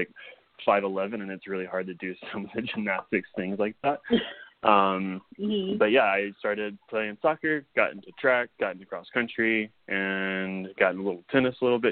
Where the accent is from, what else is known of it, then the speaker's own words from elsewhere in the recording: St. Francisville, Louisiana, United States; I'm originally from Louisiana. I grew up in a very small town called St. Francisville.